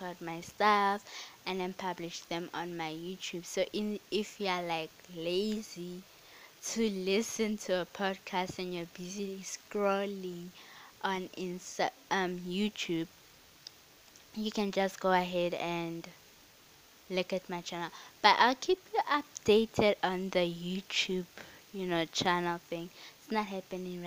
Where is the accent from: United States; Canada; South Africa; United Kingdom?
South Africa; I am South African